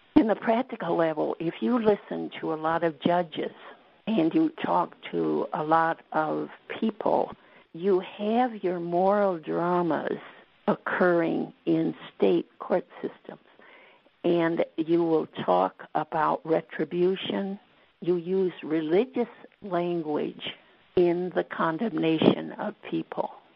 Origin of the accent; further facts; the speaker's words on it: West Coast, United States; moved away; I grew up on the West Coast. I'm a Westerner